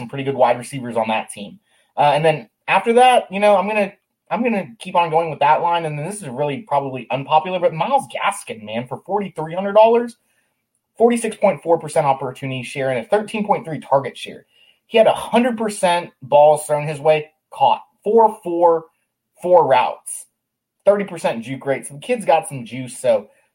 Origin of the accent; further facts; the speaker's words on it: Houston, Texas, United States; it's my hometown team